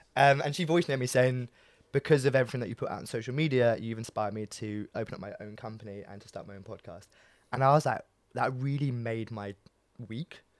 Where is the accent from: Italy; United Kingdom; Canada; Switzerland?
United Kingdom; New Malden, London; I grew up in New Malden